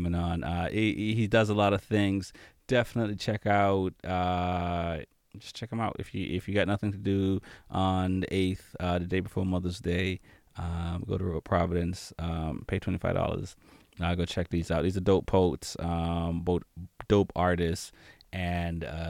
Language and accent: English; Jamaica; now in Boston, United States; as a Jamaican